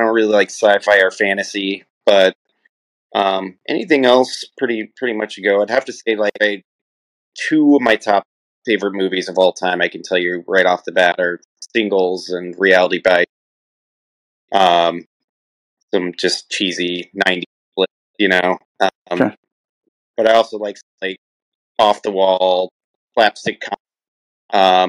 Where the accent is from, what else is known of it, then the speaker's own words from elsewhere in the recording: Midwest, United States; I come from the Midwest. Of course, you know, house shows were all the rage back in the day